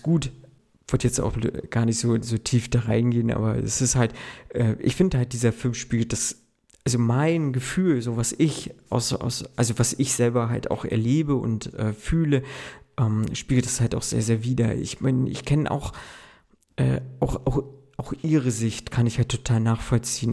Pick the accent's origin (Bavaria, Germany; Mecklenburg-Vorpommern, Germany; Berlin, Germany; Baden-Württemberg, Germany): Mecklenburg-Vorpommern, Germany; Ich bin ja der Mecklenburger Typ